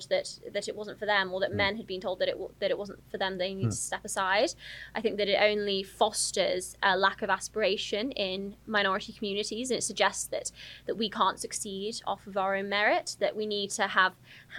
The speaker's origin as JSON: {"language": "English", "town": "Telford", "region": "West Midlands", "country": "United Kingdom", "tie": "born or raised there", "also_born_or_lived": "Surrey", "said": "I was born in Surrey, but I grew up in Telford. I moved around quite a lot when I was younger."}